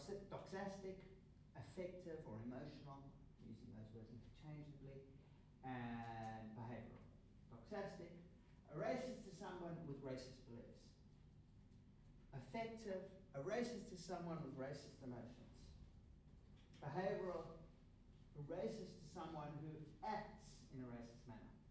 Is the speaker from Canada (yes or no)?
no; South Africa; I grew up in South Africa under apartheid